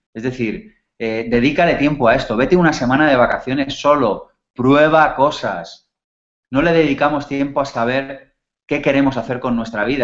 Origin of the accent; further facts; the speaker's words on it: Spain; nacimos en España en los 70 y en los 80